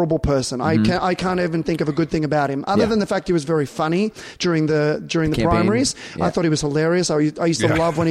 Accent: Australia; I'm not American being Australian

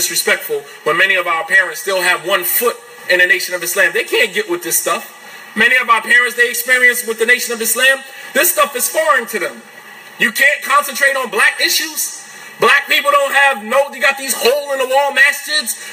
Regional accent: East Orange, New Jersey, United States; also born or lived in Saudi Arabia; I'm African American. I came from the slums of New Jersey, East Orange, New Jersey.

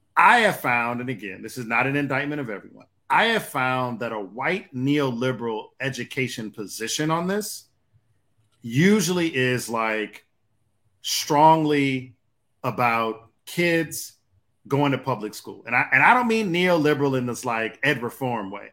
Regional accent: Detroit, Michigan, United States; also born or lived in Atlanta; Growing up in Detroit

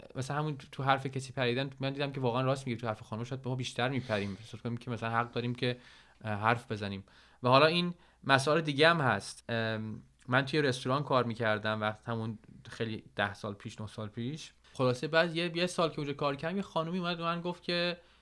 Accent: Iran; moved away as an adult; هر دوتامون 10 یازده ساله که از ایران اومدیم بیرون

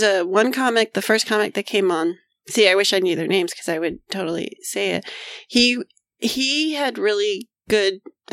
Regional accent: Miami, Florida, United States; now in Wilmington, United States; I'm from Miami.

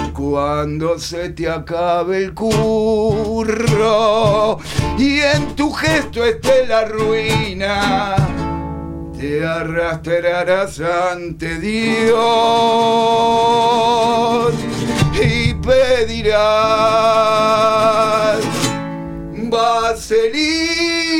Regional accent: Buenos Aires, Argentina; yo nací en Saavedra, oh. a la vuelta de la casa del …

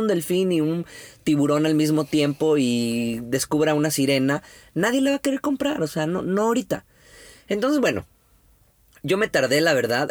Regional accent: Mexico; como buen mexicano

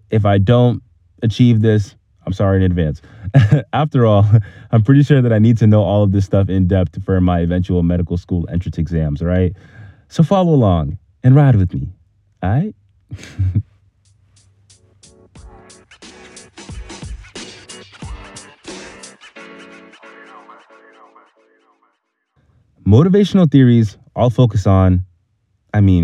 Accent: Boston, Massachusetts, United States; my background growing up in Hyde Park. It's a small neighborhood in Boston, Massachusetts

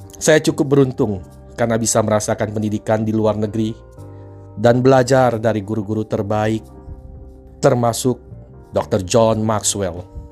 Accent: Palembang, South Sumatra, Indonesia; Saya lahir di Palembang sebuah kota yang indah dan kaya sejahtera di Sumatera Selatan

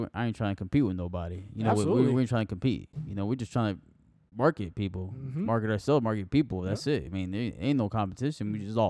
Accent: Miami, Florida, United States; now in Fort Myers, United States; I'm from Miami.

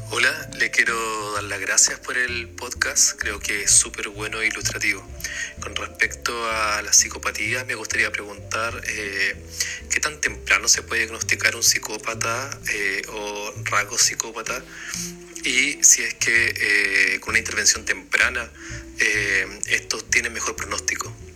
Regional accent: Iquique, Tarapacá, Chile; now in Santiago, Chile; yo no soy de acá, yo soy de Iquique.

